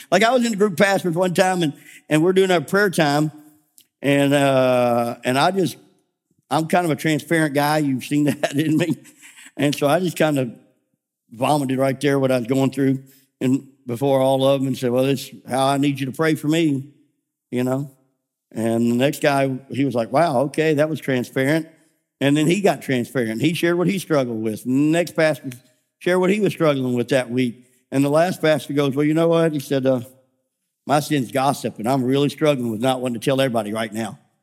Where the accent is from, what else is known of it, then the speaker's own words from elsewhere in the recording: Memphis, Tennessee, United States; moved away; I grew up in Memphis.